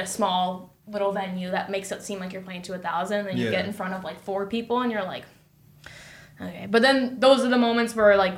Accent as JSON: {"language": "English", "town": "Hamilton", "region": "Ontario", "country": "Canada", "tie": "born or raised there", "said": "Hamilton, like, my hometown"}